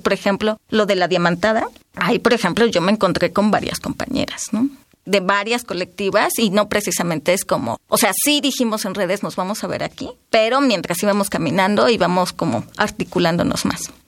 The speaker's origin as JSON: {"language": "Spanish", "region": "Oaxaca", "country": "Mexico", "said": "soy de Oaxaca"}